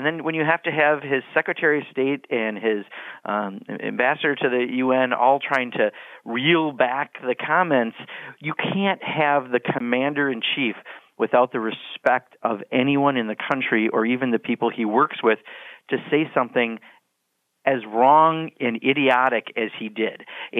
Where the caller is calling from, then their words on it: Beloit, Wisconsin, United States; I'm calling you from Beloit, Wisconsin, at the southern tip of my district in Rock County